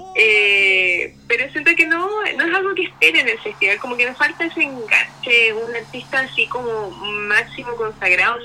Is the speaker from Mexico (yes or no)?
no; Chile; es parte de nuestra idiosincrasia también como chilenos